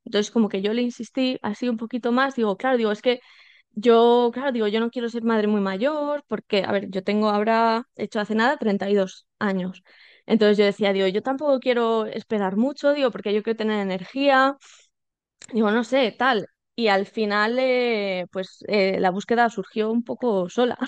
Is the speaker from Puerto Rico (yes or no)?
no; Salamanca, Castile and León, Spain; now in Madrid, Spain; yo vivo en Madrid, soy de Salamanca, pero vivo en, en Madrid.